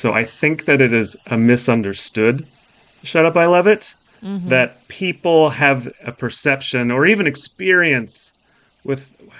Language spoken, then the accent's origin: English; Alaska, United States; I grew up Catholic, and I grew up in Alaska.